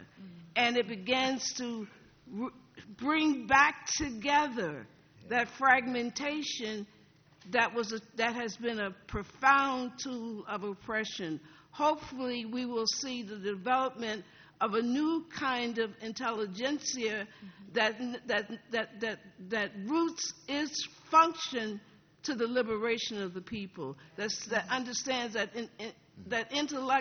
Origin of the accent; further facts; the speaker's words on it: the South, United States; growing up in the South, black people operated from a theology and a pedagogy of resistance and accommodation.